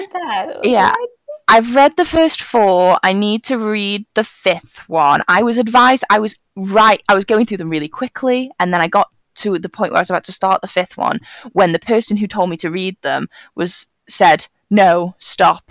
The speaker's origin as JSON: {"language": "English", "country": "United Kingdom", "said": "me as a British person"}